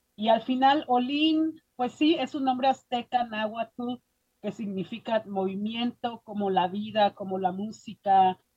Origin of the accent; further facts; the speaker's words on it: Mexico City, Mexico; moved away as an adult; now in Boulder, United States; yo soy originaria de la Ciudad de México y crecí en dos mundos, la Ciudad de México y mi papá, él, era parte de los indios mixtecos entre Oaxaca y Puebla